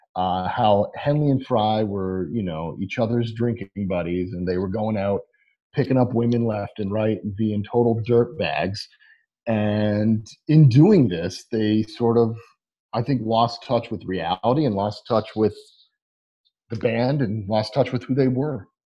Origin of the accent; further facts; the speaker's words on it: Northeast, United States; Northeast living where we grew up